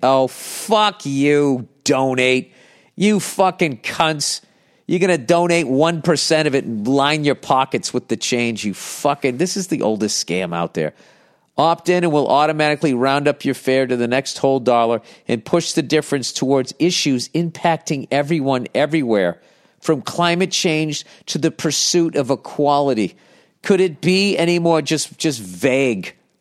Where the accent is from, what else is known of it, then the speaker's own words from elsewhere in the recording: United States; I'm an American